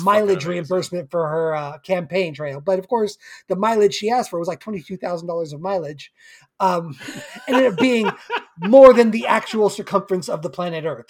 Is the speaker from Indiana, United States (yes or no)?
no; Simi Valley, California, United States; my hometown of Simi